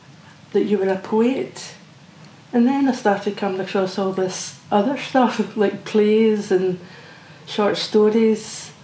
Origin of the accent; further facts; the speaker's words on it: Old Kilpatrick, Scotland, United Kingdom; I come from Oakilpatrick